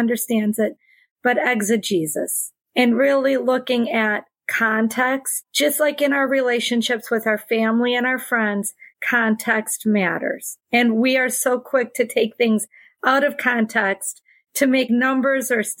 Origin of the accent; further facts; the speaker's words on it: Wisconsin, United States; Little tiny town. If you drew a triangle from Green Bay to Milwaukee to Madison, I would be right in the center of that triangle.